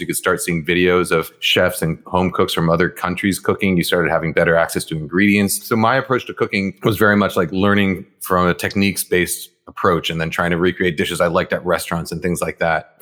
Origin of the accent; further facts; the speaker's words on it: New York, United States; first language Japanese; English is a second language; we lived in an apartment building in, in New York, Morningside Heights